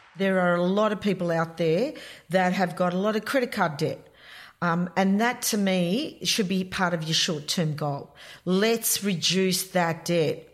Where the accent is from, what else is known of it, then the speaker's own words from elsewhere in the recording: Melbourne, Victoria, Australia; I come from Melbourne